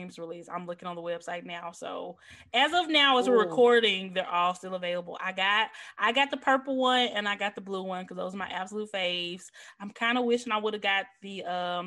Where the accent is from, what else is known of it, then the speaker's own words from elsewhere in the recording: Memphis, Tennessee, United States; I'm from Memphis, where the hub of FedEx is